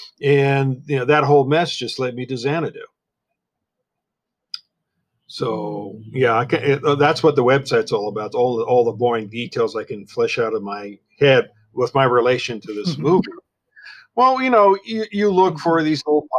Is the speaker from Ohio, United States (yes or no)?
no; Santa Monica, California, United States; I was born and raised in Santa Monica